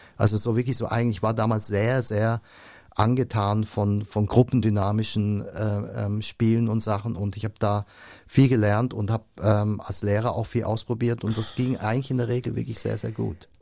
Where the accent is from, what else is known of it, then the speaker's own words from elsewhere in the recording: Switzerland; Ich komme aus der Schweiz, ich tue mich schwer mit dem Deutsch.